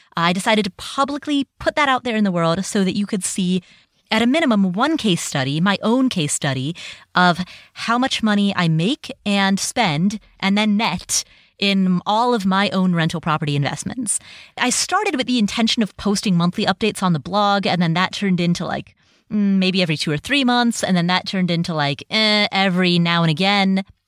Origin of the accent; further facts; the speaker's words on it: Cincinnati, Ohio, United States; moved away; I grew up in Cincinnati, Ohio